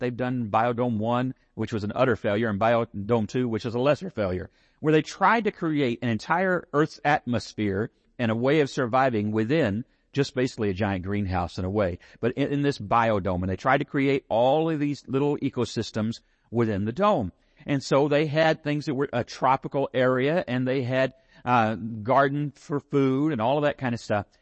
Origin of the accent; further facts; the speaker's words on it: San Angelo, Texas, United States; I'm from San Angelo